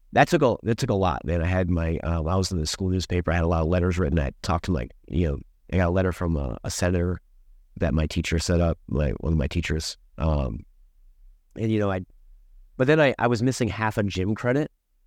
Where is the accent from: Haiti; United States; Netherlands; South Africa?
United States; Maryland; I'm originally from Prince George's County, Maryland, PG County, just outside University of Maryland is where I grew up.